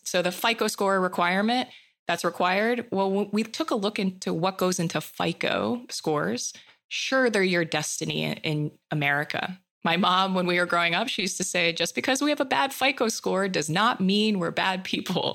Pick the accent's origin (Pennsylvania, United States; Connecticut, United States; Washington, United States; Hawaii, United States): Hawaii, United States; I was born and raised in Hawaii